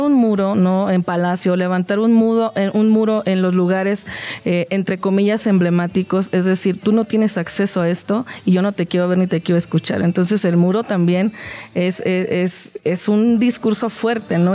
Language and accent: Spanish; Mexico; en México, y lo hablo como mexicana